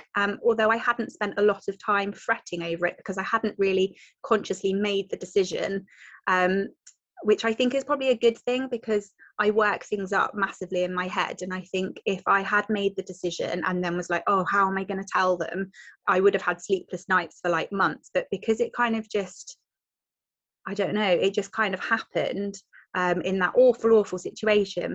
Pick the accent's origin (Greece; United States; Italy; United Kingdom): United Kingdom; Devon, South West England; I am from Devon in the southwest.